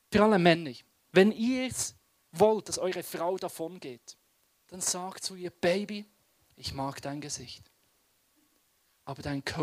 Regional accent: Western Switzerland, Switzerland; Und ich bin im Westen der Schweiz aufgewachsen.

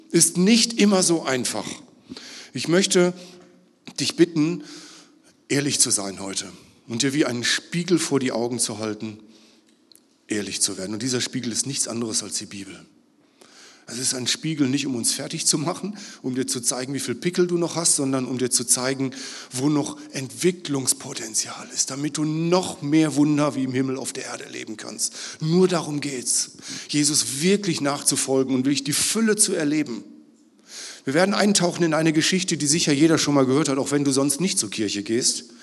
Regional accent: Northern Germany, Germany; Ich komme aus Norddeutschland, eigentlich heißt das, ich habe Angst.

